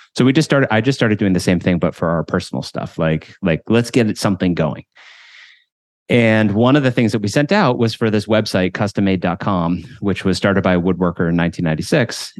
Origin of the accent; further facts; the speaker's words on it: Williamsburg, Massachusetts, United States; also born or lived in Paraguay; we moved to this small town in, uh, western Massachusetts called Williamsburg, population of two thousand people. And, uh, so I grew up there